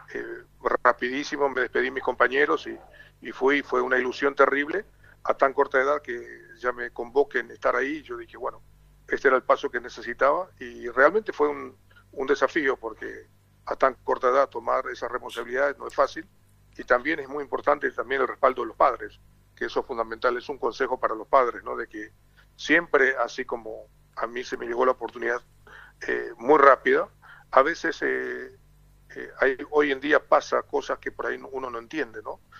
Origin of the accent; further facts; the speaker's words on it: Paraguay; also born or lived in France / Argentina / Uruguay; por acá en mi país, en Paraguay